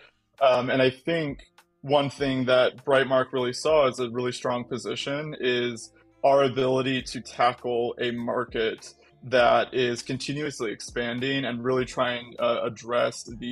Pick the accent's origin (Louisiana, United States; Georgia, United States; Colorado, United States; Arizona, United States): Arizona, United States; also born or lived in California; now in Washington State, United States; I'm actually an Arizona native